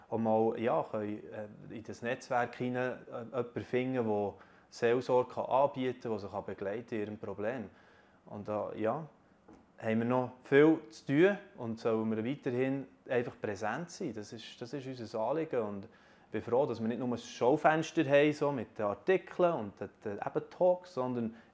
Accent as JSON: {"language": "German", "country": "Switzerland", "said": "Trotz der aktuellen Krise können wir sicher als Schweizer sagen, uns geht es immer noch sehr gut."}